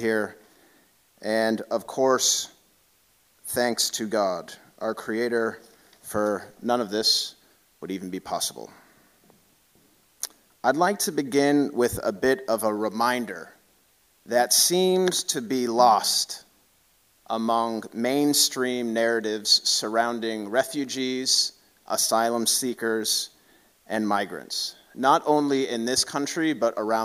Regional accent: Boston, Massachusetts, United States; moved away as an adult; now in Houston, United States; I'm originally from Boston

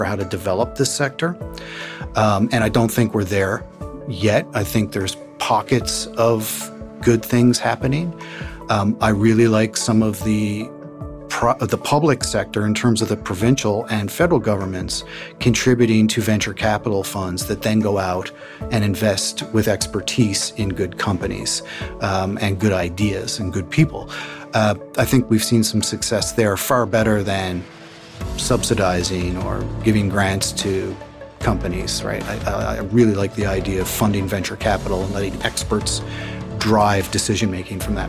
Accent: Newfoundland and Labrador, Canada; we're from Newfoundland

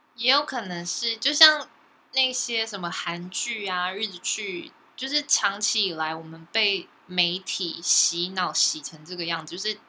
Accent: Taiwan; 我生在台湾真的非常幸福嘞

